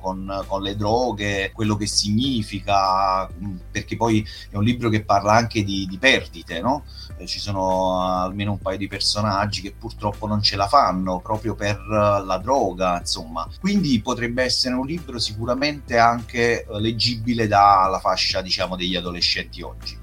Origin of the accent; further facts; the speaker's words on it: Pignataro Maggiore, Campania, Italy; È un paese della provincia di Caserta, in realtà è il mio paese di origine, che è Pignataro Maggiore